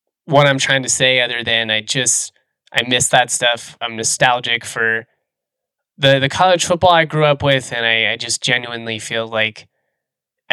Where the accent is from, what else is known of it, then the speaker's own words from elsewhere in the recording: Lakewood, Colorado, United States; growing up in Lakewood